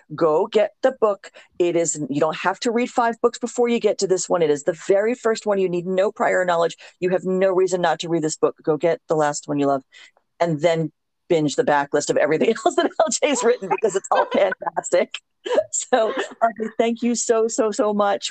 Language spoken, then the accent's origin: English; South Florida, United States; moved away; also born or lived in Louisiana; I grew up in South Florida